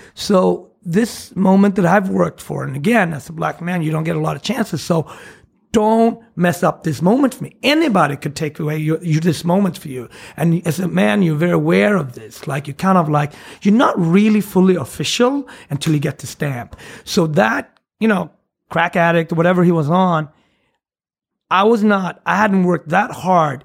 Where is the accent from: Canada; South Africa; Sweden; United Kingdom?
Sweden; English is a second language; moved away as an adult; also born or lived in Switzerland; now in New York City, United States; I grew up in Sweden